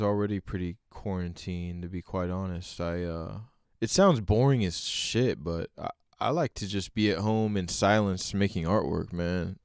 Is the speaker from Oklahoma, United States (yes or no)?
yes; Oklahoma, United States; I grew up in Oklahoma